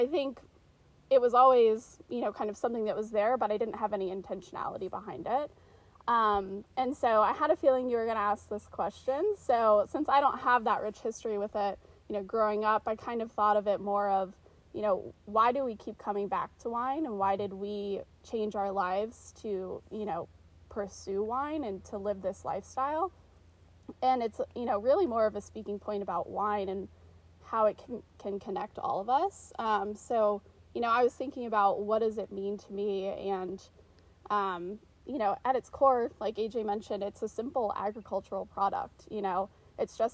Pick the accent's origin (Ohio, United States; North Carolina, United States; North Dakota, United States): North Carolina, United States; Charlotte; moved away as an adult; now in Oregon, United States; I grew up in Charlotte, North Carolina